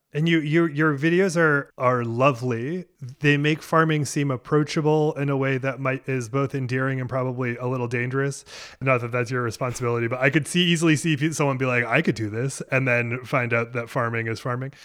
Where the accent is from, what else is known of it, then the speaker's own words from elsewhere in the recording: rural Maine, United States; also born or lived in Boston area, Massachusetts; my family moved to rural Maine when I was five from the Boston area